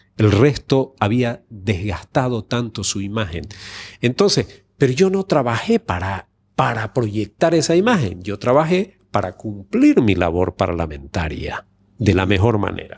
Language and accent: Spanish; Santa Cruz de la Sierra, Santa Cruz, Bolivia; la ciudad de donde yo soy, de Santa Cruz de la Sierra